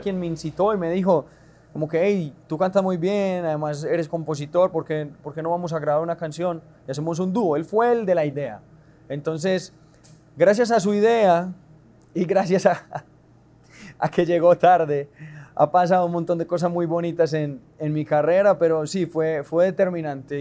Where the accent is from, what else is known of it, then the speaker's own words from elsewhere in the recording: Medellín, Antioquia, Colombia; estamos en, mi tierrita, en Medallo